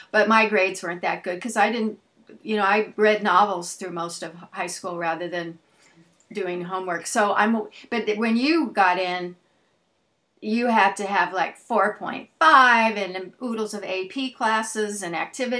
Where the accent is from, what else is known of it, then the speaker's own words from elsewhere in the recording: Los Angeles, California, United States; I went to high school at University High in at West LA.